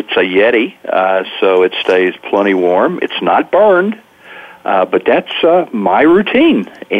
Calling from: California, United States; I am in currently sunny Northern California in the Gold Country

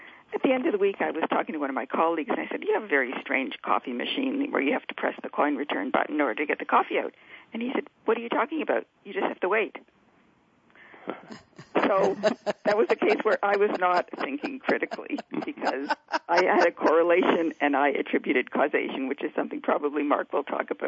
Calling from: Vancouver, British Columbia, Canada; I'm calling from rainy Vancouver.

